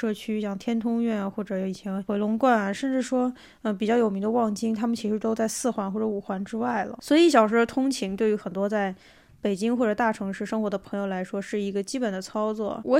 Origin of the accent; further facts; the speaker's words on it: South China, China; now in Beijing, China; 作为一个南方人，我确实很少见到这么空的马路，嗯，没有便利店，没有街边的店子。